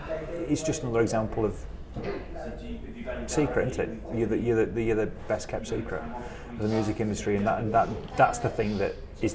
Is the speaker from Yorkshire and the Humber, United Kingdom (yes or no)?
yes; Sheffield, Yorkshire and the Humber, United Kingdom; growing up around Sheffield